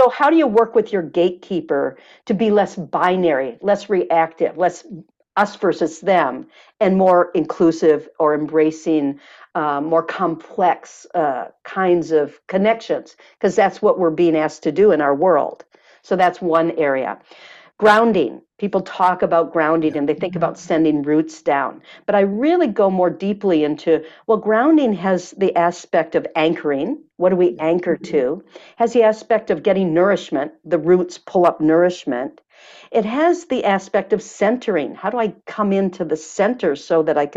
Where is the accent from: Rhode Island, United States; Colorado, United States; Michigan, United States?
Michigan, United States; now in California, United States; I'm from Michigan